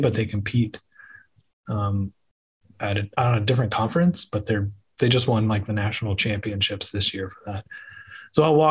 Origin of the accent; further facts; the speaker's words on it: Dallas, Texas, United States; I grew up here in the North Texas area